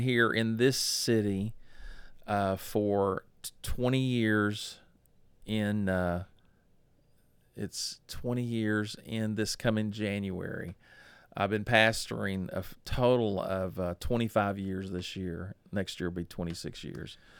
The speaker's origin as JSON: {"language": "English", "town": "Dallas", "region": "Texas", "country": "United States", "tie": "born or raised there", "said": "I was born in October of nineteen sixty-nine in Parkland Hospital in Dallas, Texas"}